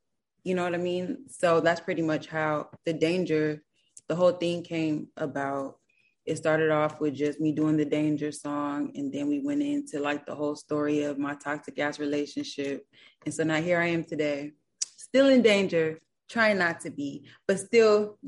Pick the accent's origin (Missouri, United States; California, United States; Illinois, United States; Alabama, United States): California, United States; Los Angeles; Yeah, but I wasn't born and raised in L.A., but I'm from Los Angeles, you know? But I was raised somewhere else overseas and then came back, so, you know.